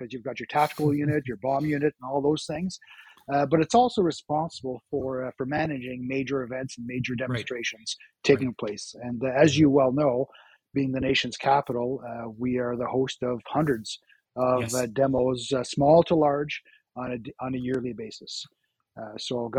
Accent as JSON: {"language": "English", "town": "Ottawa", "region": "Ontario", "country": "Canada", "tie": "born or raised there", "said": "was born and raised in Ottawa and loved this city."}